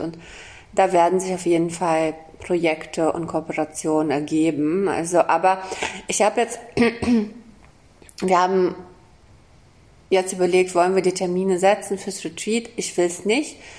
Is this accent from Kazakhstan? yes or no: yes; Kazakhstan; moved away; Ich bin in Kasachstan geboren